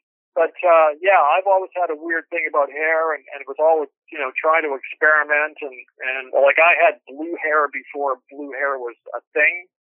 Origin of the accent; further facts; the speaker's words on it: Glasgow, Scotland, United Kingdom; also born or lived in Canada; You know, we come from Glasgow in Scotland, and he played in big bands in Scotland, and then moved to Canada